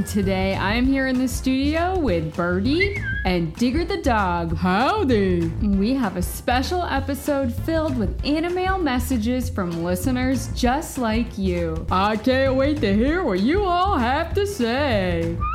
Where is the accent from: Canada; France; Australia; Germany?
Australia; I'm five years old. I am from Australia.